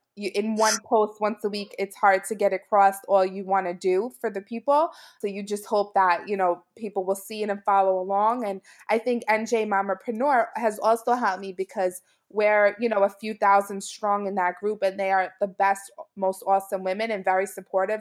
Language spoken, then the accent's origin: English; New York City, New York, United States; also born or lived in central New Jersey; now in New Jersey, United States; I'm from Brooklyn, New York originally, and now I live in central New Jersey